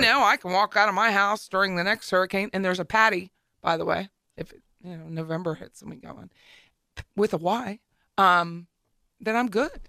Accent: Hershey, Pennsylvania, United States; moved away; also born or lived in Harrisburg, Pennsylvania; my hometown of Hershey

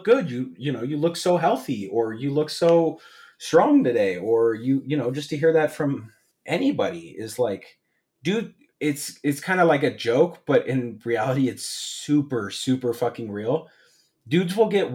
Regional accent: Incline Village, Nevada, United States; growing up in Tahoe and especially Incline

